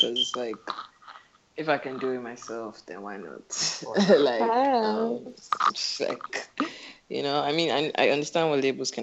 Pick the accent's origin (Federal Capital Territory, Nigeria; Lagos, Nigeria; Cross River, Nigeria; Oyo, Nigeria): Federal Capital Territory, Nigeria; Abuja; moved away as an adult; also born or lived in England; grew up in Abuja. Most of my life spent in Abuja. I went to school in England